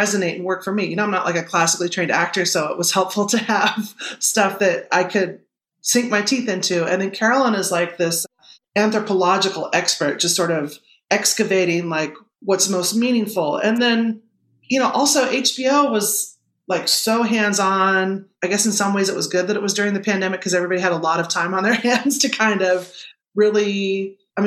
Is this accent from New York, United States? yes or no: no; Kansas, United States; I'm from Kansas